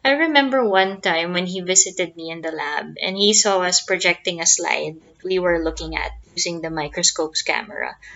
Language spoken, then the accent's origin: English; Philippines; I'm a pathologist from the Philippines.